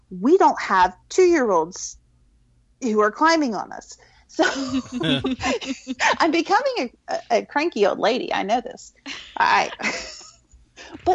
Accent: Florida, United States; now in North Carolina, United States; I grew up in Florida

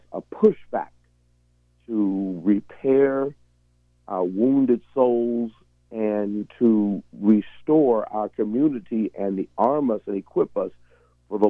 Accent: Tacoma, Washington, United States; moved away as an adult; also born or lived in Rochester, New York; grow up, come through the Tacoma Public Schools, graduate from the University of Puget Sound

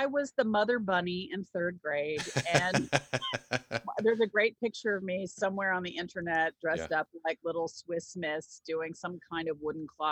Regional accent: Texas, United States; also born or lived in New Jersey; when we moved back to Texas, right before my junior year

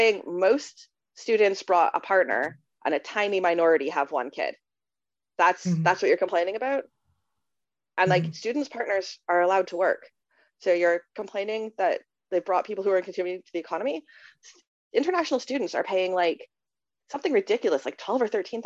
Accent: Canada; moved away as an adult; now in United Kingdom; I'm Canadian

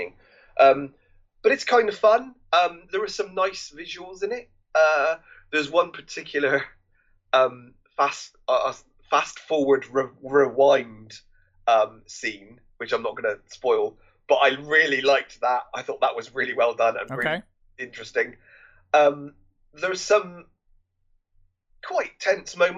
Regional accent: England, United Kingdom; we're English

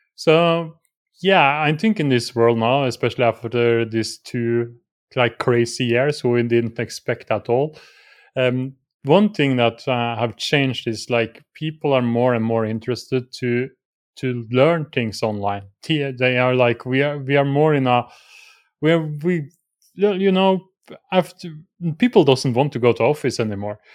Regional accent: Norway; I'm from Norway

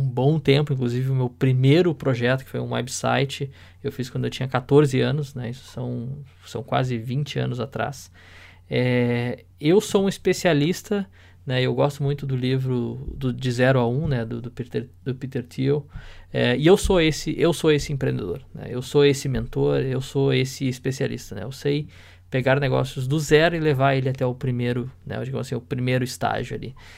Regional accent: Porto Alegre, Rio Grande do Sul, Brazil; now in London, United Kingdom; eu sou de Porto Alegre, né, do Rio Grande do Sul

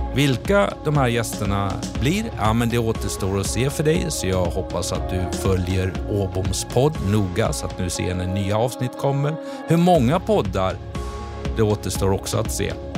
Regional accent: Borås, Västra Götaland, Sweden; Jag är uppväxt i Borås under väldigt enkla förhållanden

